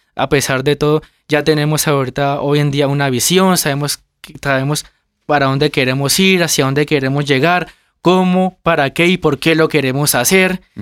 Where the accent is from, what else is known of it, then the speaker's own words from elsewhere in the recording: Gigante, Huila, Colombia; now in Bogotá, Colombia; Nosotros somos del departamento del Huila, de un municipio que se llama Gigante Huila.